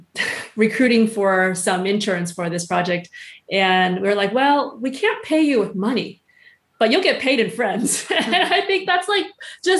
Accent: United States; moved away as an adult; also born or lived in Switzerland / San Francisco; I'm American born, but it's still very much my culture

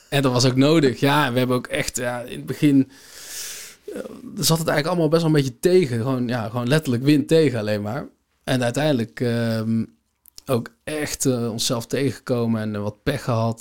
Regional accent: Netherlands; als Nederlander

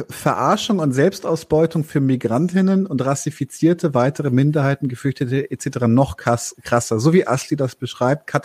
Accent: Munich, Bavaria, Germany; born there; ich bin geborener Münchner und für mich ist alles oberhalb der Donau von eh alles Preisen.

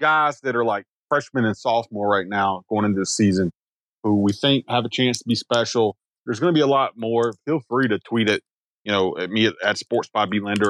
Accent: the South, United States; I'm from the South. You know, I'm from the South.

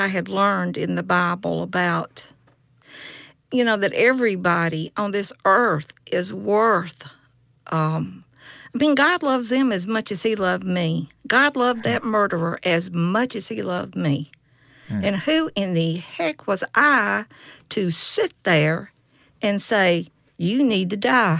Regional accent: Yazoo City, Mississippi, United States; I'm from Yazoo City, Mississippi.

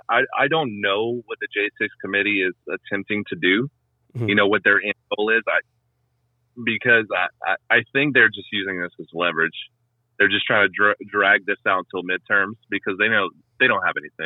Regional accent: Louisiana, United States; moved away; I'm originally from Louisiana, so my math's not the best.

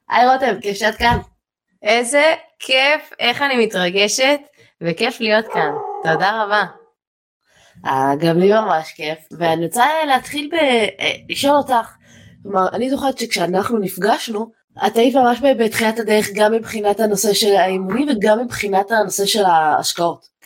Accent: Ra'anana, Central District, Israel; ואני אה, גדלתי בבית אה, טוב הכל סבבה גדלתי ברעננה הכל אחלה

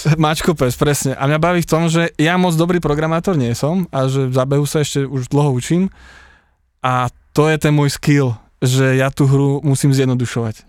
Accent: Horná Ves, Banská Bystrica Region, Slovakia; ja pochádzam z dedinky Horná Ves pri Kremici na strednom Slovensku

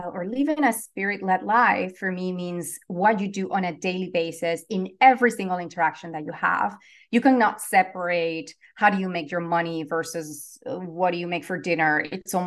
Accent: Venezuela; now in Los Angeles, United States; I'm originally from Venezuela. I am currently based in Los Angeles, California

